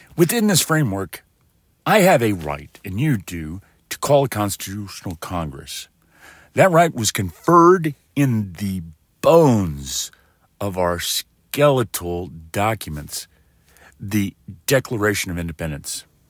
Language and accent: English; West Texas, United States; I'm from West Texas